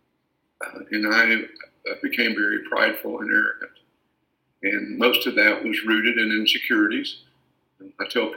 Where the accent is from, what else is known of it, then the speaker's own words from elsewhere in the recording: Paris, Texas, United States; I was born and raised in Paris, Texas